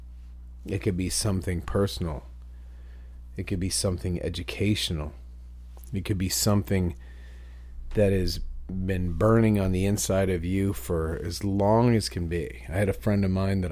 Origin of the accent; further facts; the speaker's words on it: New Bremen, Ohio, United States; I grew up in New Bremen, Ohio, where Crown Forklifts was invented